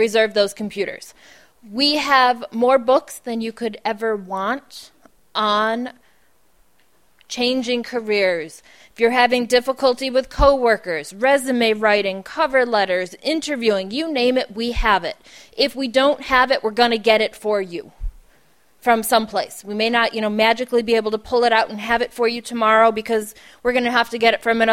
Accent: Buffalo, New York, United States; I'm from Buffalo, so it's cold

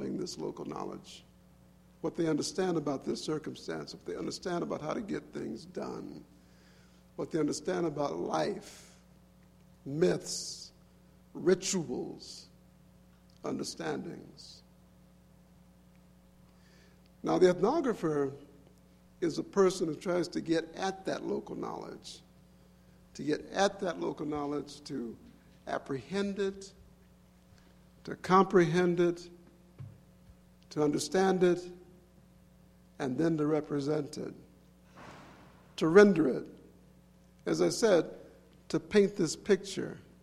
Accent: Mississippi Delta, United States; I was born in the Delta back during the war, the Great War.

